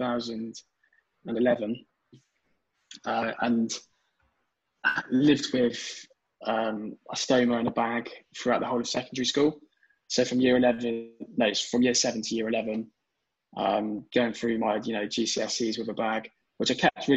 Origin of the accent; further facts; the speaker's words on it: Devon, South West England, United Kingdom; my hometown in Devon